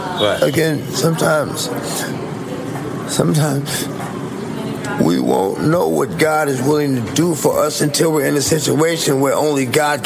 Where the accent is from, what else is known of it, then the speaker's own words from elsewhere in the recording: New York, United States; Like, I'm from New York, this is my block, bam.